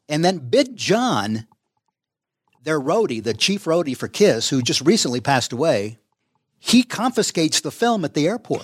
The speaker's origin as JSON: {"language": "English", "town": "Duluth", "region": "Minnesota", "country": "United States", "tie": "born or raised there", "said": "we came down from Duluth. I was in high school in Duluth"}